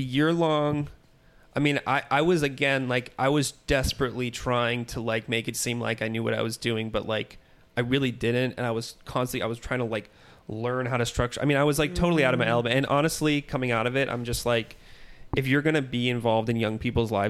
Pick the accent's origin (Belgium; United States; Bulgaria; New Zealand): United States; San Francisco Bay Area, California; also born or lived in Minneapolis; now in Los Angeles, United States; So I'm from the Bay Area, from like San Francisco area.